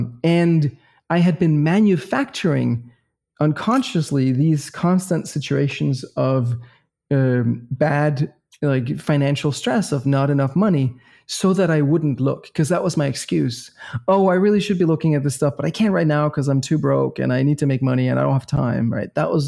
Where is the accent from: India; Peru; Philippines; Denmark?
Denmark; Copenhagen, Capital Region of Denmark; also born or lived in Boston, United States; So we're from the same city. We're both from Copenhagen.